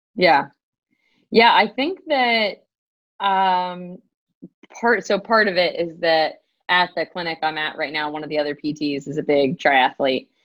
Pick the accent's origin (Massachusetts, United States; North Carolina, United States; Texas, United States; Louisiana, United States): North Carolina, United States; Durham; also born or lived in Pittsburgh, Pennsylvania; I'm born and raised in Durham, North Carolina